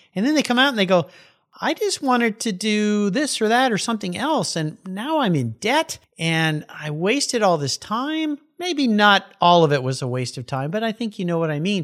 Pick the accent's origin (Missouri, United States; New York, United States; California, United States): California, United States; San Diego; I grew up down in San Diego, we had this thing called shop class.